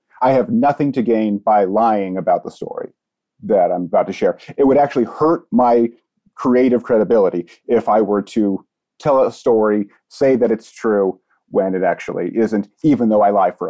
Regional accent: Ohio, United States; I'm from Ohio, which seems to be a particularly haunted state.

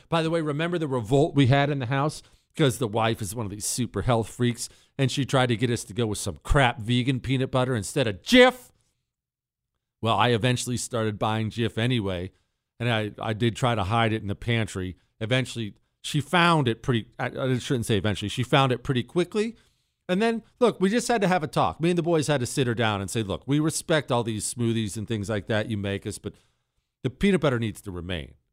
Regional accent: United States; as an American

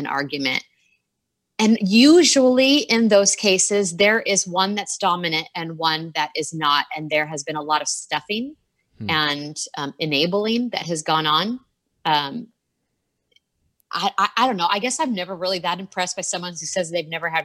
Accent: the Northwest, Pacific Northwest, United States; moved away as an adult; now in Oceanside, United States; we grew up in the Northwest

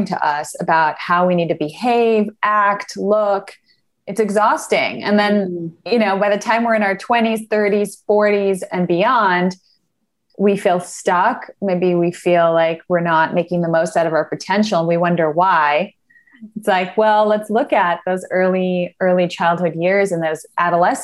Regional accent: Canada; moved away; also born or lived in Argentina / United States; am originally from Argentina, but I grew up in Canada. So I had a very North American upbringing, grew up in Canada and the States.

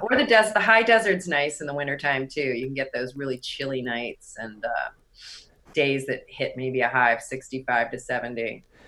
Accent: outside of Pittsburgh, Pennsylvania, United States; moved away as an adult; also born or lived in Syracuse, New York / New York City / San Francisco; now in Los Angeles, United States; I was born and raised outside of Pittsburgh

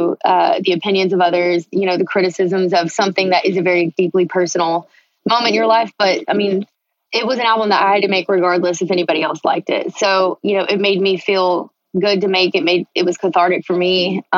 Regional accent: Texas, United States; I grew up in Texas. What comes out of my mouth always leans country

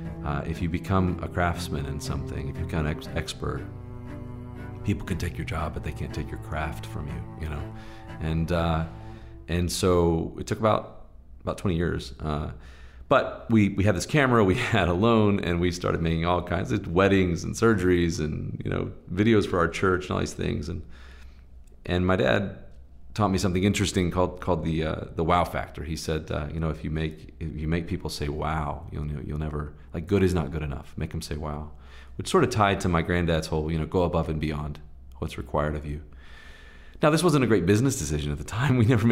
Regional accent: Southeast, United States; You know, I grew up in the Southeast in the heart of, you know, SEC football country and lots of televised games.

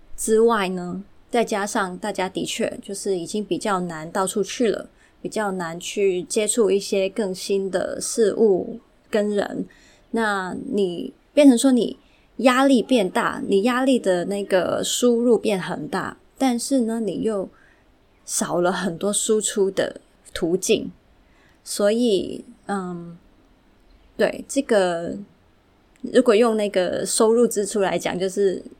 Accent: Hong Kong; 本身是从小就在香港长大的。 对，虽然父母都是台湾人啊，但是我就是一直是香港长大的土生土长

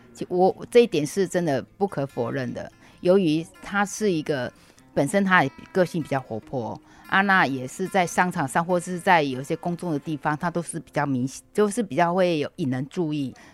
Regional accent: Lukang, Changhua County, Taiwan; 我是鹿港小镇的伊朗媳妇

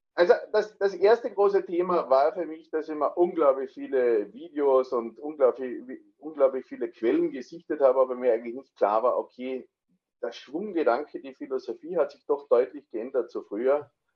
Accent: Austria; moved away as an adult; now in Landsberg, Germany; komme aber, wie man schon hört, äh, ursprünglich aus Österreich

